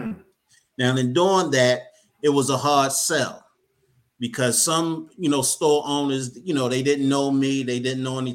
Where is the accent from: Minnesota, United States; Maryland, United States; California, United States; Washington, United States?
Maryland, United States; Baltimore; Born and raised in Baltimore, Maryland.